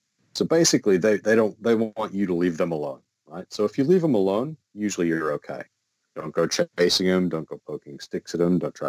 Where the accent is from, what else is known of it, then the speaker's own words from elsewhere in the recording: Midwest, United States; now in Australia; Growing up in the Midwest, we had rattlesnakes. And rattlesnakes were great because they'd warn you, right? You'd hear a rattle and you know, oh, crap, better stay away from that. We don't have that luxury down here. Where I live in the state of Victoria